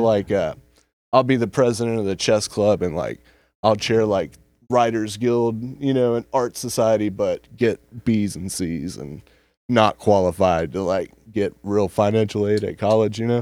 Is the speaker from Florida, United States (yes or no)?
no; Emerald Isle, North Carolina, United States; born or raised there; also born or lived in Elkin, North Carolina